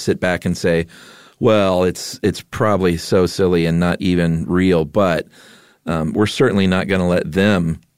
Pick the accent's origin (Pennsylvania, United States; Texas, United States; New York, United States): Pennsylvania, United States; Philadelphia; I grew up in the Kensington neighborhood of Philadelphia. It's one of the largest drug markets in the world, most of which is heroin.